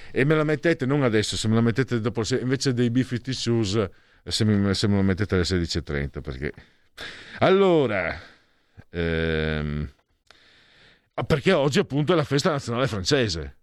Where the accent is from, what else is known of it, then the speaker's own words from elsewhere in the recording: San Vito al Tagliamento, Friuli-Venezia Giulia, Italy; nel mio paese nativo, quello mio proprio, San Vito il Tagliamento